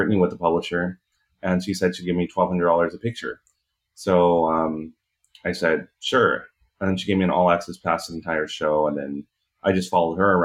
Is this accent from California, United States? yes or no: yes; Hacienda Heights, California, United States; I grew up in Hacienda Heights